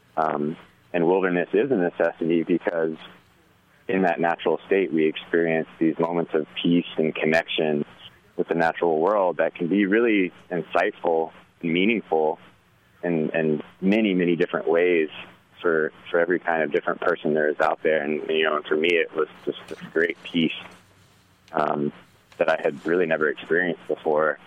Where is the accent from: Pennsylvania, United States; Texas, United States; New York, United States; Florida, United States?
Florida, United States; Tallahassee; moved away; also born or lived in Asheville, North Carolina; I'm originally from Tallahassee, Florida, and uh, I was always a really outdoorsy kid